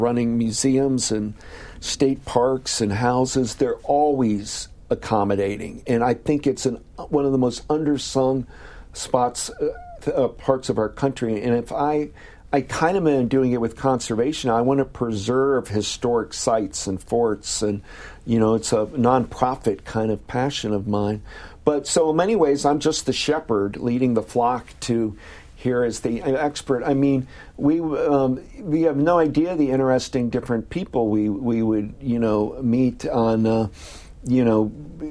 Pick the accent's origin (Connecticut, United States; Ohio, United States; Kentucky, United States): Ohio, United States; moved away; Ohio, my home state in Columbus